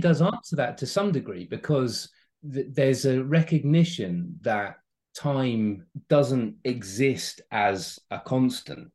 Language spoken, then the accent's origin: English; United Kingdom; as a British person when I go to America